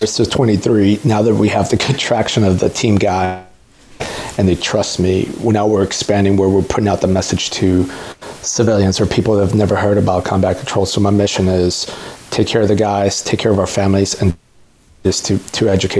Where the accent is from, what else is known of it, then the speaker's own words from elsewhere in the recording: Mexico City, Mexico; born there; I was born in Mexico City, and I'm all about people chasing their dreams